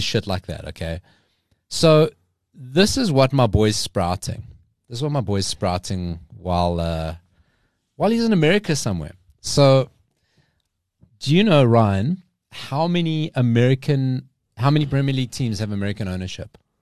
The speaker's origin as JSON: {"language": "English", "country": "South Africa", "said": "we're South African"}